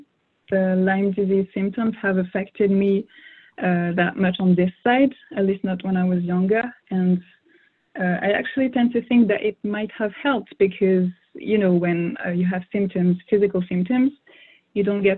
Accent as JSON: {"language": "English", "town": "Strasbourg", "region": "Grand Est", "country": "France", "tie": "born or raised there", "also_born_or_lived": "Martinique / Jamaica", "first_language": "French", "second_language": "English", "said": "my dad is from the French Caribbean, so the island of Martinique, and I grew up in mainland France in the city of Strasbourg. So it's in the northeast of the country of France, and that's where I spent most of my life, actually. That's where I grew up."}